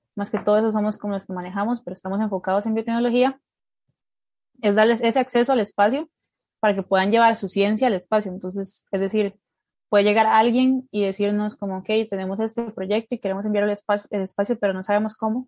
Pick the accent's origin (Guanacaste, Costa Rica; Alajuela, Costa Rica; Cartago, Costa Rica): Cartago, Costa Rica; Turrialba; Yo en el kinder me he metido a baile folclórico de Costa Rica, eh, a un grupo de, bueno, un grupo de Turrialba, pues eh, que, es, que el lugar donde vivo, de mi pueblo